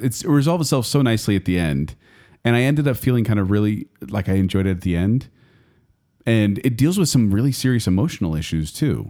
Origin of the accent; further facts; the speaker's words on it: United States; I say this as an American